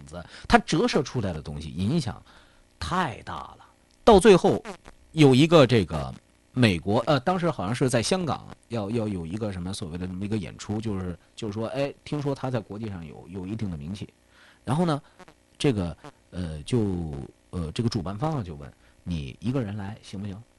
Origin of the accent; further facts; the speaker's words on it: China; 我们中国人